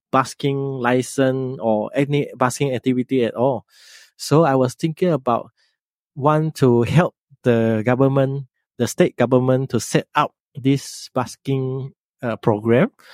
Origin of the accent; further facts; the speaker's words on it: Penang, Malaysia; in my hometown here, Penang, Malaysia, Penang here